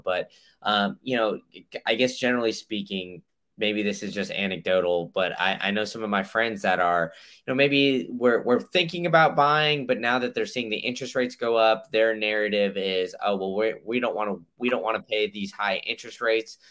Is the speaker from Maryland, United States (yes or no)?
no; Austin, Texas, United States; also born or lived in Memphis; now in Tampa, United States; I I grew up in Austin and uh, I went to school in Memphis and then now I'm here